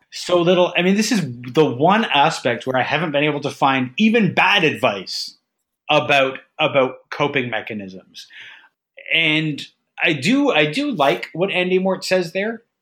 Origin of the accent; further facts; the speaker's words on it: Ajax, Ontario, Canada; moved away as an adult; also born or lived in Mississauga; I moved away from Ajax to Mississauga uh, for just before, like once I finished high school